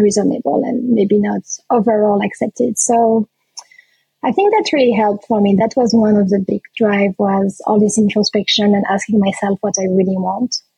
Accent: France; also born or lived in Réunion; back home in France

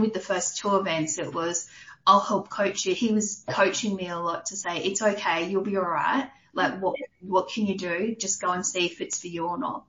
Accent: New South Wales, Australia; moved away as an adult; also born or lived in Orange, New South Wales / Warnervale, Central Coast, New South Wales / Adelaide / Queensland; now in Canberra, Australia; grew up in New South Wales. So I grew up in country town Orange for a little bit, oh. and then we moved from Orange when I was, I think we were in year five, so 95. We then moved up to the Central Coast to a place called Warnervale, and we lived up there basically up until my teens

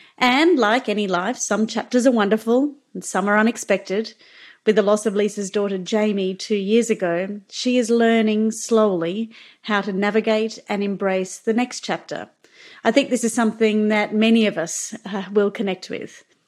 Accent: Queensland, Australia; And being a Queenslander, you certainly have played a huge part in my life from the very beginning.

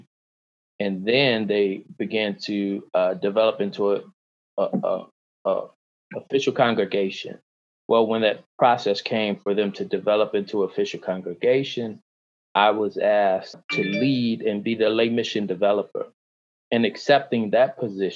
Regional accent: Chicago, Illinois, United States; born and raised in Chicago

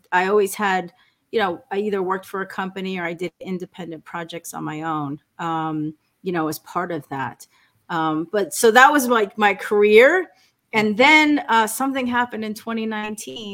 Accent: New York, United States; I was born in New York. I grew up with Sicilian immigrant parents

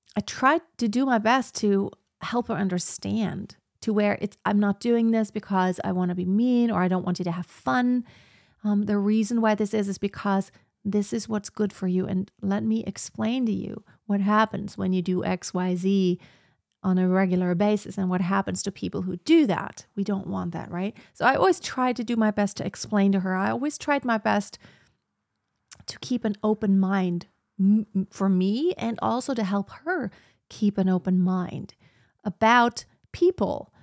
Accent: Germany; also born or lived in United States / Texas; it's where I was born. It's my home country.

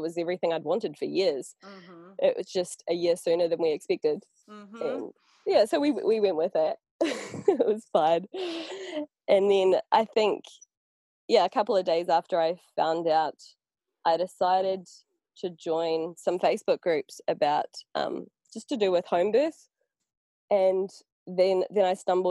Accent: New Zealand; now in Portugal; I come from New Zealand

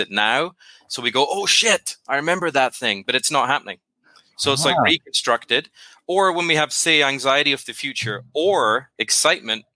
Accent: Scotland, United Kingdom; now in Nashville, United States; I'm originally from Scotland, but I live in Nashville, Tennessee now

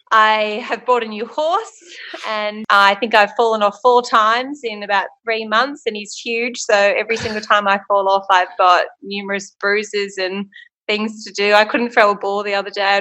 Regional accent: Port Macquarie, New South Wales, Australia; Port Macquarie.

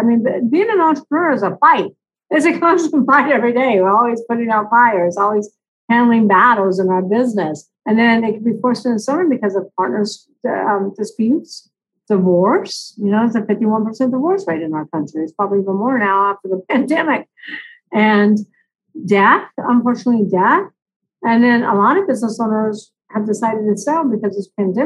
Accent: Long Beach, California, United States; I'm actually from Long Beach, California

